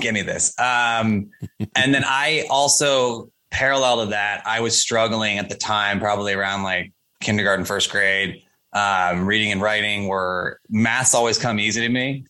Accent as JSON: {"language": "English", "town": "Coral Springs", "region": "Florida", "country": "United States", "tie": "born or raised there", "moved": "yes", "lives_now": "New York, United States", "said": "grew up in coral springs florida"}